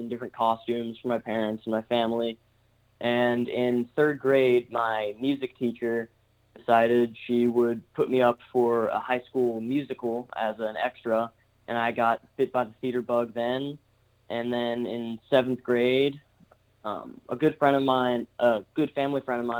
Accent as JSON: {"language": "English", "town": "Dallas", "region": "Texas", "country": "United States", "tie": "born or raised there", "said": "I'm from Dallas, Texas"}